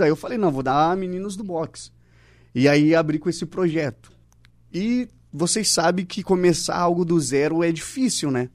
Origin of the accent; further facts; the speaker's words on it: São Paulo, Brazil; moved away; also born or lived in Argentina; sou natural de São Paulo, mas comecei aqui. É, eu morei morei sete anos na Argentina